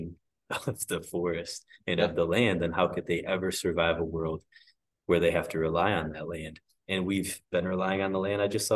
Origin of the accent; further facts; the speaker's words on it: Northern Michigan, United States; moved away; I'm from Northern Michigan originally.